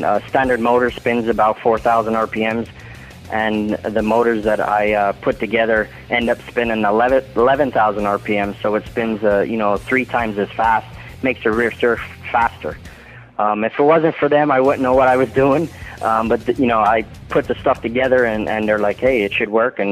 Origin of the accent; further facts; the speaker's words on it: Philadelphia, Pennsylvania, United States; moved away as an adult; now in North Carolina, United States; it seemed like that was my hometown